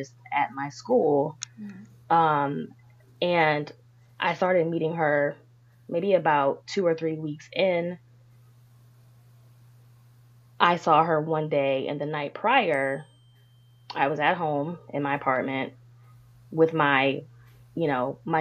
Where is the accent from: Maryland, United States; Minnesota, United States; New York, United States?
Maryland, United States; Prince George's County; also born or lived in Washington, District of Columbia, United States; I'm a native Marylander. I was born in DC, but I was raised in Maryland. I've lived with my father, my mother, and my brother right here in Prince George's County